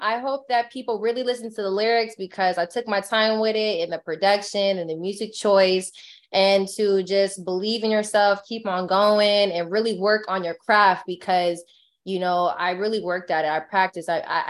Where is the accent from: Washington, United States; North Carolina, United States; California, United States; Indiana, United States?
California, United States; I'm big in California because I'm from California and that's where I'm at.